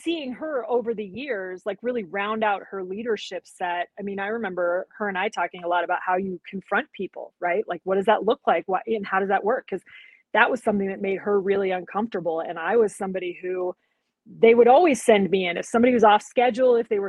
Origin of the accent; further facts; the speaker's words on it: South Dakota, United States; I'm from South Dakota. We had a lot of guns in the house